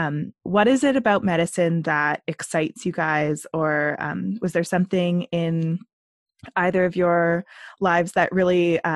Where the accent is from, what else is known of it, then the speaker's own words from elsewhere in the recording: Ashcroft, British Columbia, Canada; I was born and raised in Ashcroft, which is kind of on the border of these two nations.